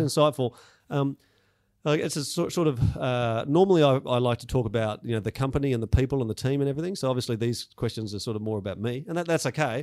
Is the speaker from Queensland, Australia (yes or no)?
no; Melbourne, Victoria, Australia; I grew up in Melbourne, uh, out in the um, southeastern suburbs